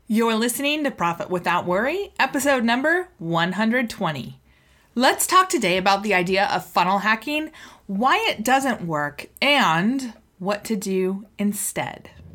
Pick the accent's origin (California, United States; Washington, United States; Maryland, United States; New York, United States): Washington, United States; Seattle; I'm from Seattle. I was born and raised here.